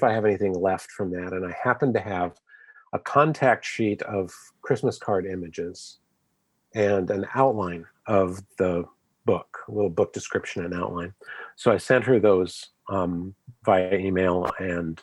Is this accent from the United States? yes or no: yes; Seattle, Washington, United States; I grew up in Seattle.